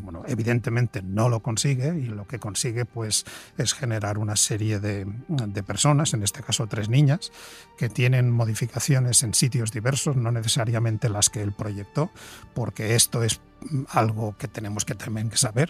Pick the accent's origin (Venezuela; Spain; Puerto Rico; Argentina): Spain; en nuestro país, en España